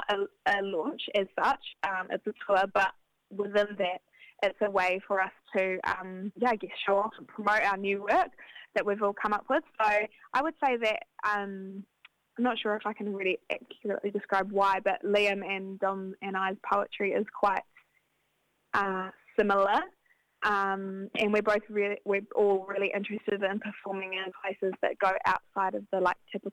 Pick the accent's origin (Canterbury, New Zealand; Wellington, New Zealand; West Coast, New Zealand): Canterbury, New Zealand; Christchurch; I'm a writer and I'm from Ototahi